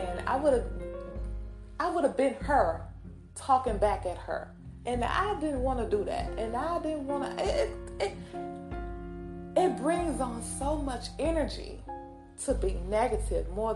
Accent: Mississippi, United States; accent: country; I'm from Mississippi. So I may be a little country on here

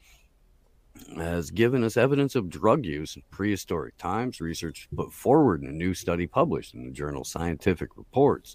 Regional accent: Anderson, Indiana, United States; my hometown of Anderson, Indiana

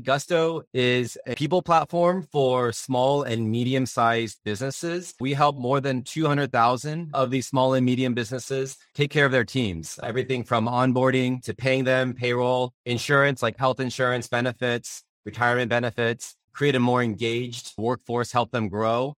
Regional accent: Upland, California, United States; I was born and raised in Southern California

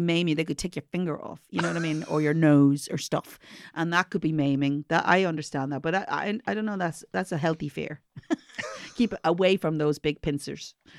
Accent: Ireland; I'm from Ireland

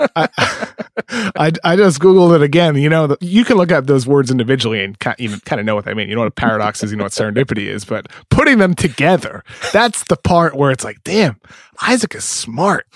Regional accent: East Coast, United States; I grew up in the East Coast

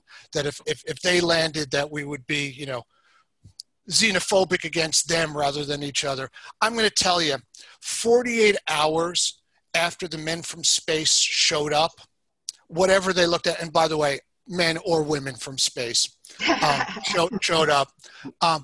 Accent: New York City, New York, United States; moved away as an adult; now in Michigan, United States; I grew up in the Bronx. I lived out in Michigan for half my life. But the first half I lived in New York, and I was a Bronx boy

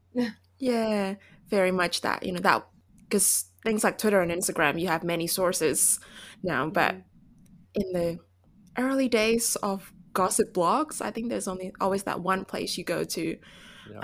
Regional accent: Indonesia; I grew up in Indonesia, so I think you know it's a more conservative culture.

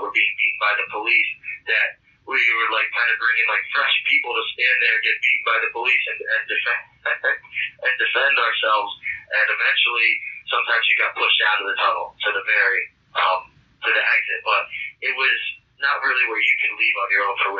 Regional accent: New York, United States; I'm from New York

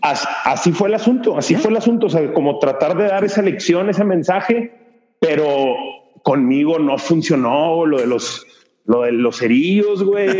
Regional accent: Monterrey, Nuevo León, Mexico; also born or lived in San Pedro Garza García; nací, crecí en, en, Monterrey, Nuevo León

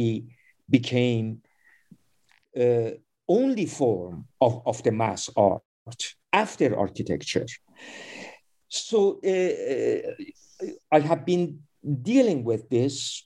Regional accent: Iran; I am also by birth an Iranian

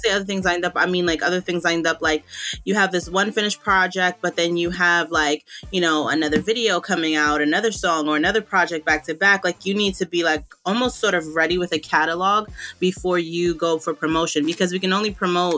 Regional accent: New York, United States; I'm from New York, and I own a media and comms agency in New York

